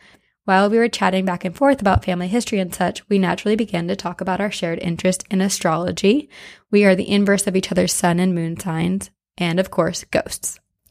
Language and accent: English; Chicago, Illinois, United States; I'm from Chicago, which is a notoriously haunted place. I mean, the city is built on its own ashes.